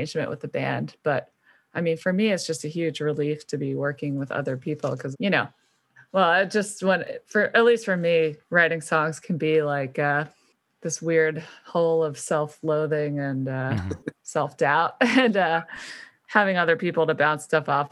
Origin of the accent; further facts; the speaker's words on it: Philadelphia, Pennsylvania, United States; I'm the only Philly